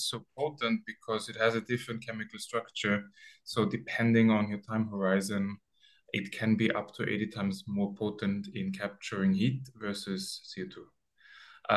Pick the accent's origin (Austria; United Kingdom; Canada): Austria; moved away as an adult; also born or lived in Sweden; now in Barcelona, Spain; my hometown, which is like a 10,000 people town in Austria